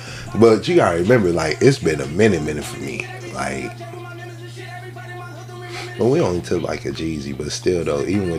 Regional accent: Michigan, United States; also born or lived in Virginia; now in Atlanta, United States; Even when I went back home to Michigan

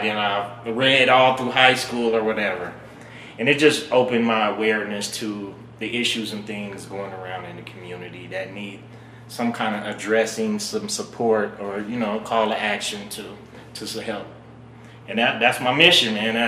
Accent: Reno, Nevada, United States; Born and raised in Reno.

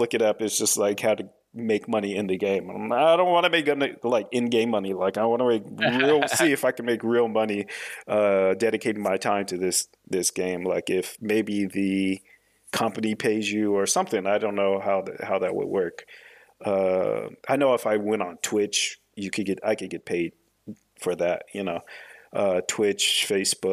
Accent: Washington, United States; now in Normandy, France; I live in France now. I live in Normandy, but I am from America. I was born in Washington State.

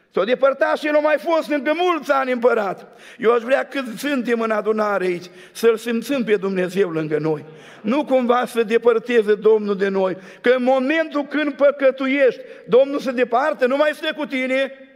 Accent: Suceava, Suceava County, Romania; Din Suceava

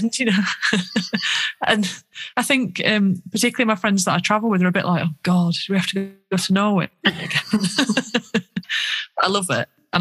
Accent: Yorkshire and the Humber, United Kingdom; accent: Yorkshire; because of my Yorkshire accent

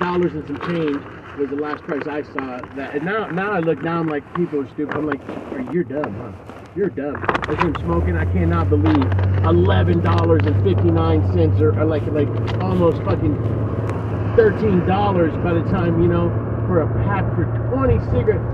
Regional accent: United States; I was born in America

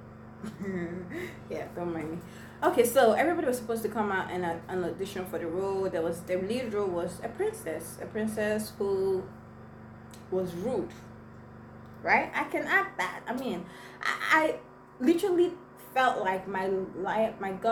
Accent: Igbo village, Igboland, Nigeria; first language Igbo; English is a second language; I was just coming out from the village and my first language was Igbo

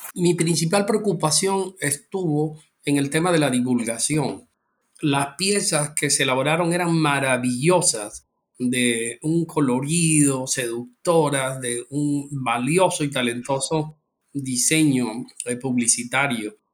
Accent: Colombia; como ciudadano colombiano

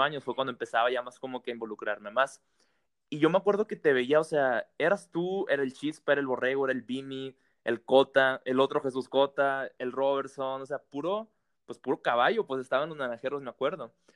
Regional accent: Hermosillo, Sonora, Mexico; Yo soy de Hermosillo

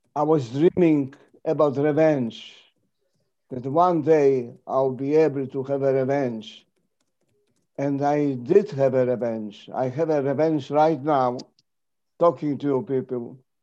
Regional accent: Kraków, Lesser Poland, Poland; I was born in Krakow uh, 95 years ago

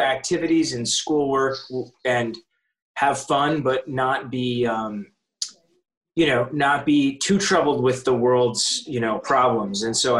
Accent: Ann Arbor, Michigan, United States; moved away as an adult; also born or lived in Princeton, New Jersey; I was born and raised in Ann Arbor, Michigan.

